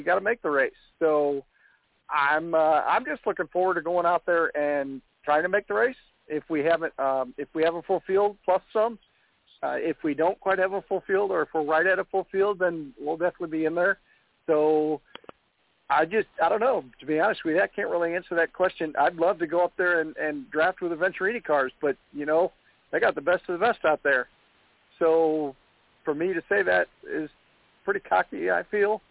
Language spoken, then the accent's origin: English; Missouri, United States; I'm from Missouri